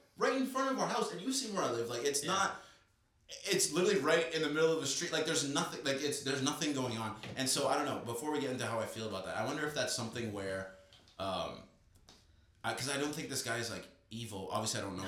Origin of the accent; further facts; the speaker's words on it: Toronto, Ontario, Canada; moved away as an adult; now in United States; I was in Toronto